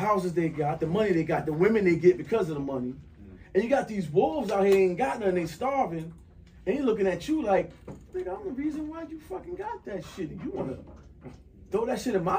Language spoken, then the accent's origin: English; North New Jersey, United States; I'm from North New Jersey